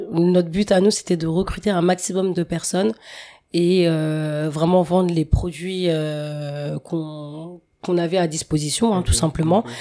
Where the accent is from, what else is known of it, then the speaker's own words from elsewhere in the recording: Maisons-Laffitte, Île-de-France, France; born there; alors, euh, bah moi, je suis née euh, sur Paris, hein, plus mmh. précisément dans les Yvelines, euh, à Maison Lafitte.